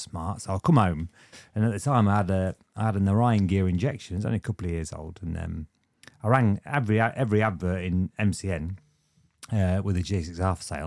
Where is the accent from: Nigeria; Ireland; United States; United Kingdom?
United Kingdom; Lincolnshire, East Midlands; born or raised there; also born or lived in Luton